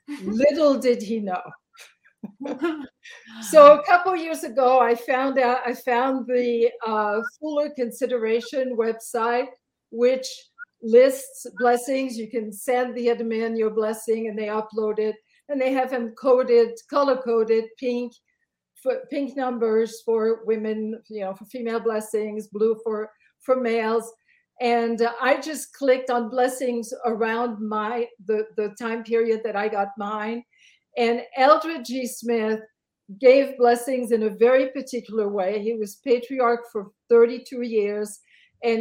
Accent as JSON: {"language": "English", "country": "Belgium", "said": "Now I'm from Belgium and I was a convert. I had just turned 17."}